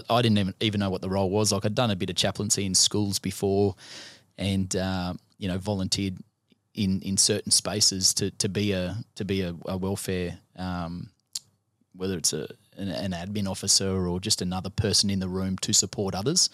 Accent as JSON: {"language": "English", "town": "Gold Coast", "region": "Queensland", "country": "Australia", "tie": "born or raised there"}